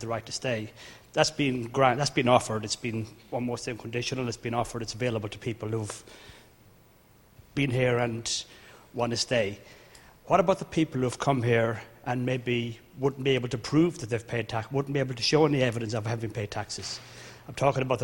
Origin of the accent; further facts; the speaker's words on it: Ireland; moved away; I'm from Ireland, and I work in the higher education as an accountant